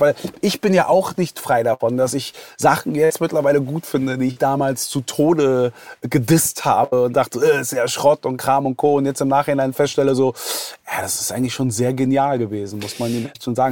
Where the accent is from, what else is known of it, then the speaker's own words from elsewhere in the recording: Berlin, Germany; als gebürtiger Westberliner